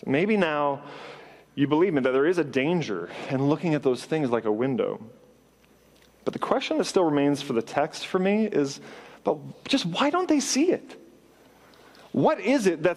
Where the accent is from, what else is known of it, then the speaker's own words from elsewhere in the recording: Canada; I grew up in Canada